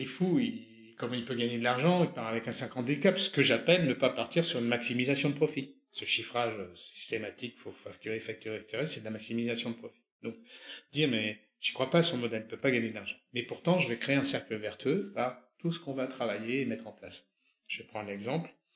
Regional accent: France; On est français, on est dans cette culture-là

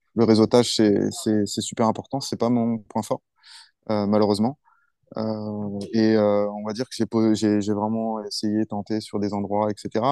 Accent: France; moved away as an adult; also born or lived in Paris / Bordeaux; now in China; quand je viens de France

